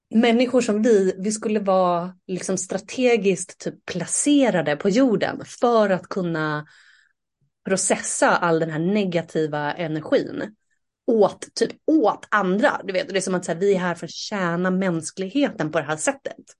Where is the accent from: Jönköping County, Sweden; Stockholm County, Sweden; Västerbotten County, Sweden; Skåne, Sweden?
Stockholm County, Sweden; Saltsjöbaden; moved away; jag är uppvuxen i Saltsjöbaden